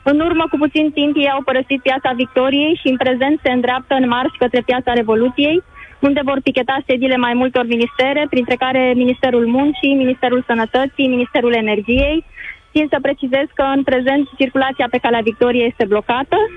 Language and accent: Romanian; Bucharest, Romania; sunt din București, dar nu se mai poate sub nicio formă